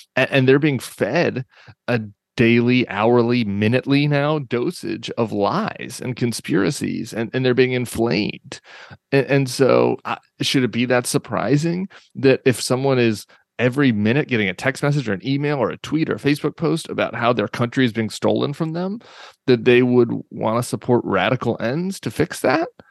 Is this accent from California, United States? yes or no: no; Colorado, United States; moved away as an adult; also born or lived in Washington, D.C.; I grew up in Colorado